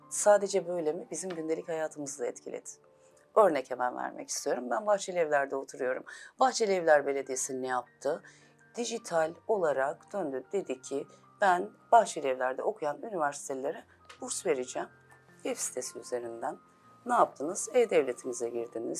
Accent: Elazığ Province, Turkey; 1975 Elazığ doğumluyum.

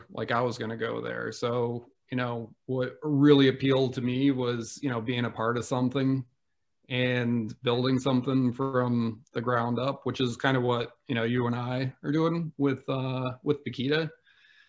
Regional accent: upstate New York, United States; moved away as an adult; also born or lived in Massachusetts / Erie, Pennsylvania; now in Pennsylvania, United States; I spent much of my childhood growing up in the middle of nowhere in upstate New York near the Adirondack Mountains.

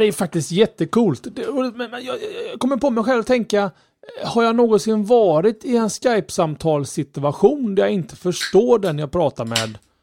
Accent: Sweden; som, som svensk

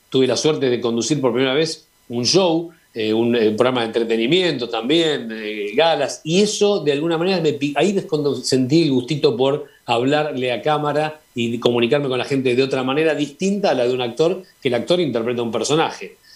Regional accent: Argentina; como argentino conocido en España

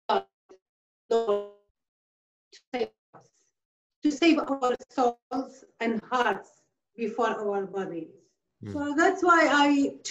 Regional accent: a village near Mosul, Nineveh, Iraq; now in Australia; it was my village also, but now it belongs to Mosul as well

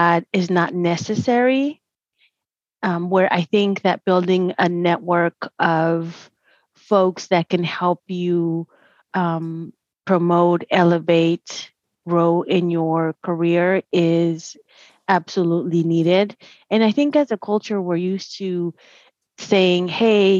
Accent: Dallas, Texas, United States; I was born and raised in Dallas

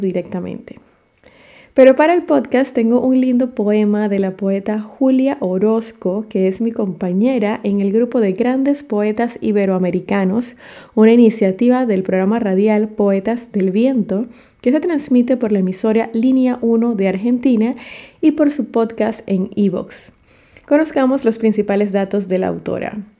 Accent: David, Chiriquí, Panama; en mi país, Panamá.

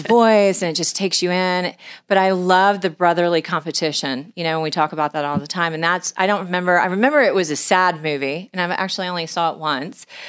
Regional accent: Houston, Texas, United States; was born and raised in Houston, Texas.

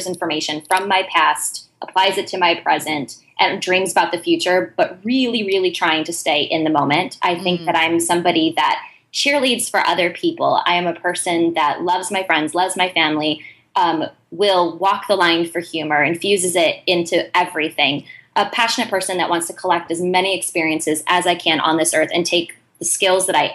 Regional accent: Ohio, United States; I'm from Ohio.

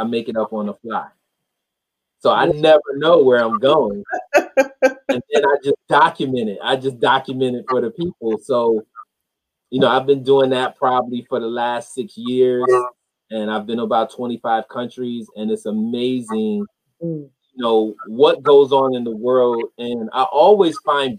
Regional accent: Rochester, New York, United States; I grew up in Rochester, New York

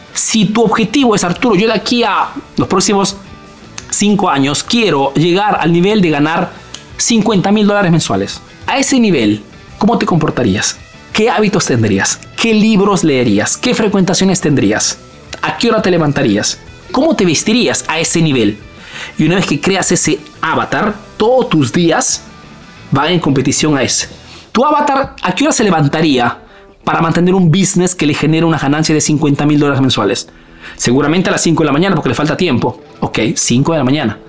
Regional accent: Peru; now in Italy

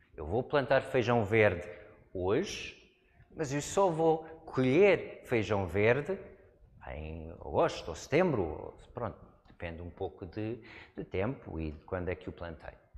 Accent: United States; Portuguese is a second language; moved away as an adult; now in Portugal; Cresci numa zona de montanhas, nos Estados Unidos

